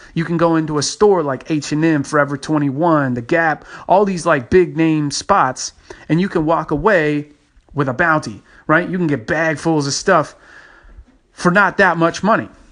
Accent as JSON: {"language": "English", "region": "Texas", "country": "United States", "said": "my home state, Texas"}